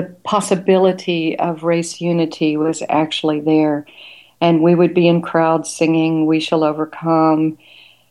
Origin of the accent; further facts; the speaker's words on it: Little Rock, Arkansas, United States; I'm actually from Little Rock, Arkansas, and I grew up in the 50s and 60s